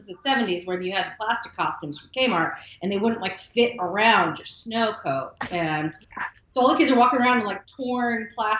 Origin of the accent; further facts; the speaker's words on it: Rochester, New York, United States; moved away as an adult; also born or lived in Napa; I grew up in Rochester, which is between Syracuse and Buffalo, right under the lake. So we get a lot of lake effects. I grew up around snow.